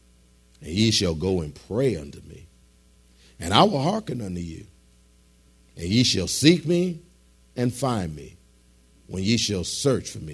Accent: Detroit, Michigan, United States; moved away; I was born and raised in Detroit

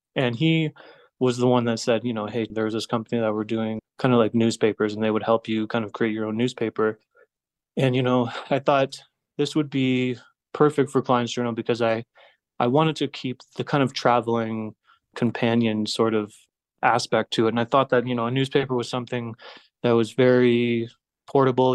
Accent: Blue Mountain, Ontario, Canada; moved away as an adult; also born or lived in Toronto / Montreal / Mexico; now in Bogota, Colombia; a small town just north of Toronto called Blue Mountain. It's a little ski town. So I spent about ten years in Toronto

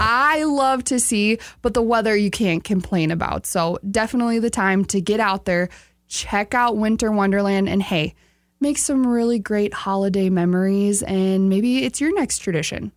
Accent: outside Sioux Falls, South Dakota, United States; I grew up right outside of Sioux Falls

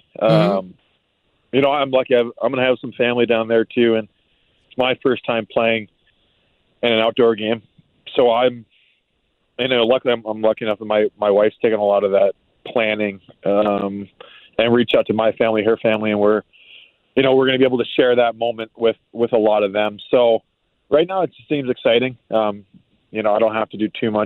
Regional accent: Maine, United States; moved away; I grew up in Maine.

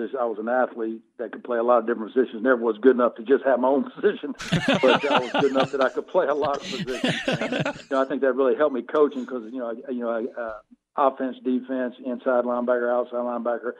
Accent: Jacksonville, North Carolina, United States; I grew up in Jacksonville, North Carolina. It's out on the coast, the east coast of North Carolina, small town

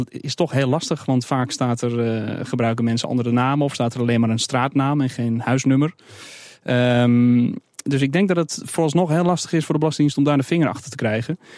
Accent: Amsterdam, North Holland, Netherlands; ook zelf als Amsterdammer.

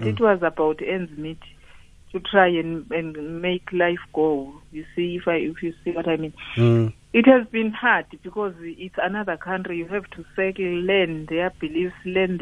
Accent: Matatiele, Eastern Cape, South Africa; moved away as an adult; now in United Kingdom; we are both from Matatiel, me and my husband

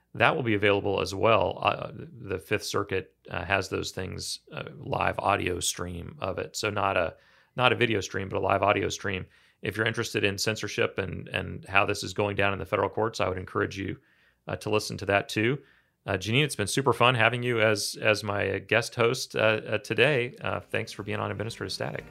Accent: Kansas, United States; I grew up in Kansas

